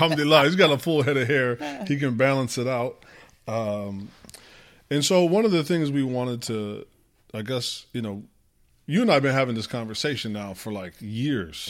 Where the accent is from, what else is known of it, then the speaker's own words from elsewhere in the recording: United States; first language English; we're born and raised in America